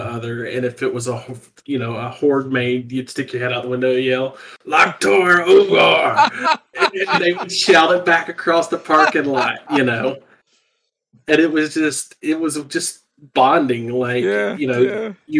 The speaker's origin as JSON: {"language": "English", "region": "South Georgia", "country": "United States", "tie": "born or raised there", "also_born_or_lived": "southern US states", "said": "I'm from the southern US. I grew up in South Georgia"}